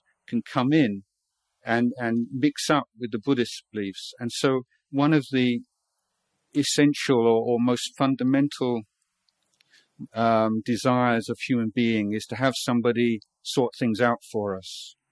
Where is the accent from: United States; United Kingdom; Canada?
United Kingdom; England; moved away as an adult; now in Thailand; I was brought up in England